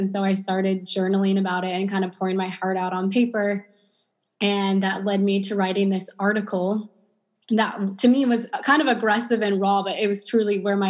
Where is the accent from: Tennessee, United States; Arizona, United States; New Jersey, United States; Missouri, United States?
Missouri, United States; St. Louis; also born or lived in India; I grew up in St. Louis.